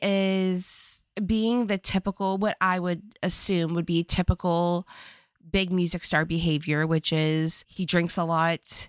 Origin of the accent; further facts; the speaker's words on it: Virginia, United States; accent: country bumpkin; moved away; when I go back home to Virginia